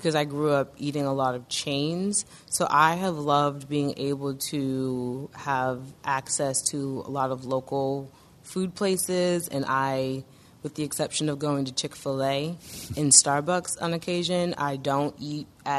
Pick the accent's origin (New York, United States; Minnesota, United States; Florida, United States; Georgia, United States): Florida, United States; Miami; moved away as an adult; also born or lived in Memphis, Tennessee; I'm going to Miami, Florida, my hometown.